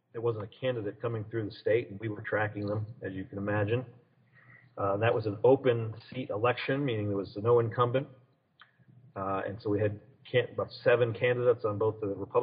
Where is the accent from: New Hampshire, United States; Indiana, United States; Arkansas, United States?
New Hampshire, United States; Manchester; moved away as an adult; also born or lived in Bedford, New Hampshire / Henniker, New Hampshire / Ohio; now in Washington, D.C., United States; I grew up in Manchester, was born in Manchester, lived in Bedford for as a young fella, and then moved to a small town a little north of there called Henniker